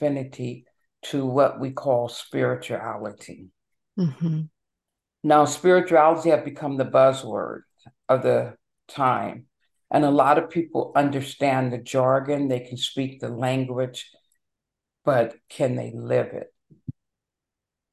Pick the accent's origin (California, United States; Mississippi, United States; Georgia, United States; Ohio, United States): California, United States; Los Angeles; also born or lived in Seattle, Washington; now in Maryland, United States; Originally, I was born and raised in Los Angeles